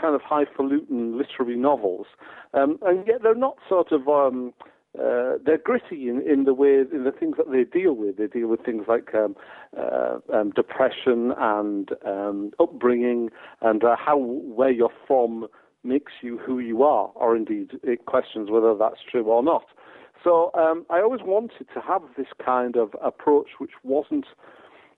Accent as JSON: {"language": "English", "area": "Teesside", "region": "North East England", "country": "United Kingdom", "also_born_or_lived": "Monterey, California", "accent": "Teesside", "moved": "yes", "lives_now": "Edinburgh, United Kingdom", "said": "all of us from Teesside recognise our Teesside accents, no matter where we are in the world"}